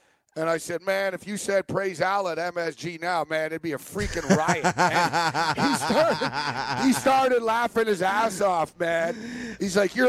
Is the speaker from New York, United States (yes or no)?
yes; New York, United States; growing up in New York